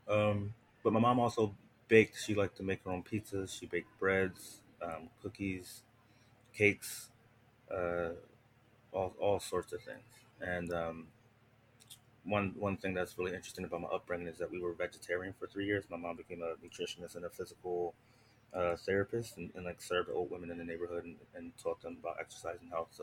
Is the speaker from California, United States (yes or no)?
no; Philadelphia, Pennsylvania, United States; I grew up in Philadelphia, Pennsylvania